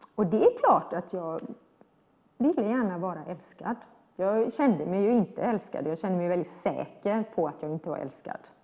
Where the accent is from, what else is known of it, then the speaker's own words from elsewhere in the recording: Sweden; jag var ju svensk. Uh, när jag var ung i Sverige